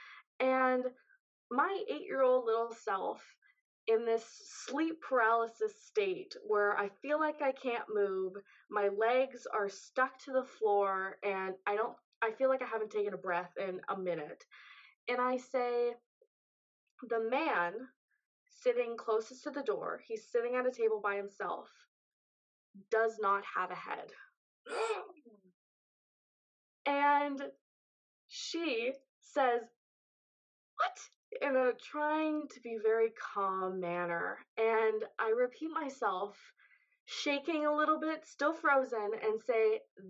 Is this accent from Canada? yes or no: yes; just outside of Toronto, Ontario, Canada; I'm from Ontario, Canada, just outside of Toronto